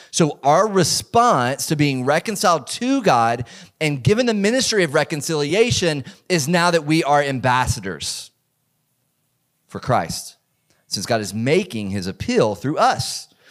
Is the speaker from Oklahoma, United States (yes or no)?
no; Georgia, United States; a small church in the community that I grew up in in Georgia